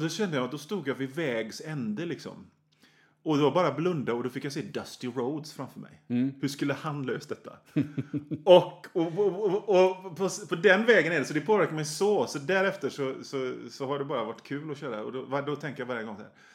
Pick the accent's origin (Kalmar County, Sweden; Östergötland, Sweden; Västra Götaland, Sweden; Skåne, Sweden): Västra Götaland, Sweden; Hönö; also born or lived in Kungälv / Rörö; jag är från Bohuslän. Mm. Eh, Hön, Öckerö, Hönö, de environgerna